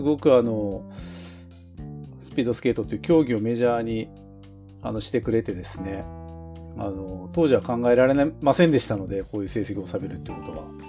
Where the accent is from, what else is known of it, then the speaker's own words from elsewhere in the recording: Tokachi, Hokkaido, Japan; 僕らはあの、まあ十勝に生まれ育ちましたけども